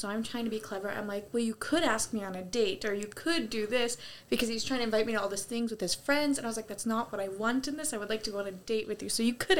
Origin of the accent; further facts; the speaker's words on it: North Dakota, United States; I'm from North Dakota